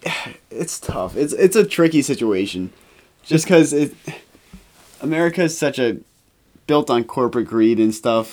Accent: United States; being, obviously being American

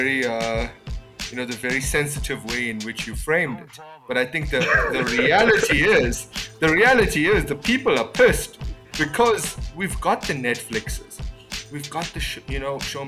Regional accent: South Africa; we as South Africans

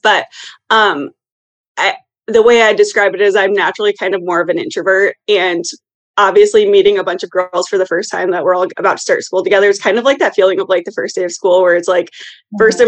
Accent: Iowa, United States; moved away as an adult; now in Chicago, United States; I originally grew up in Iowa, but for the past six years, I've lived here in Chicago

